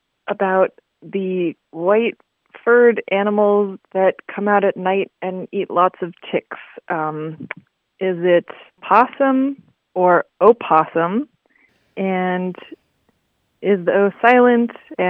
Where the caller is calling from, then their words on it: Wells, Vermont, United States; I'm calling from Wells, Vermont.